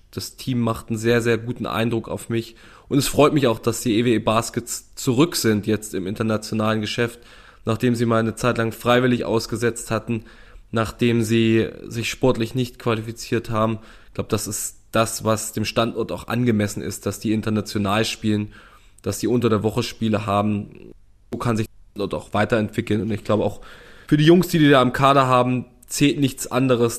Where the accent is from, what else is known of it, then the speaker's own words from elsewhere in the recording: East Germany, Germany; Das weiß ich als Ostdeutscher